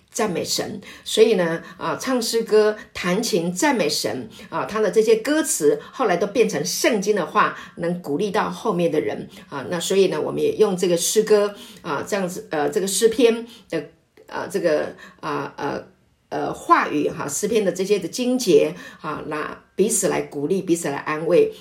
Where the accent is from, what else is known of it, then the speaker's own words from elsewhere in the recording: Taiwan; 我是本省人